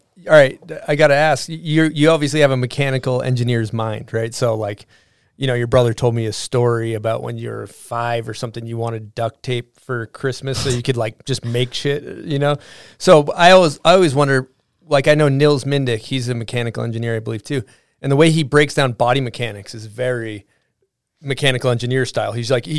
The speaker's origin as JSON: {"language": "English", "region": "East Coast", "country": "United States", "tie": "born or raised there", "said": "So growing up on the East Coast, Ski Sundown's a pretty standard issue East Coast resort."}